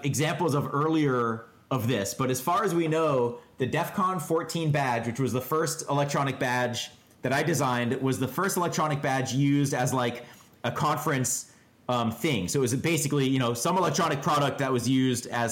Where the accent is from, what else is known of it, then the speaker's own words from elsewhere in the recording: Boston, Massachusetts, United States; I was from Boston.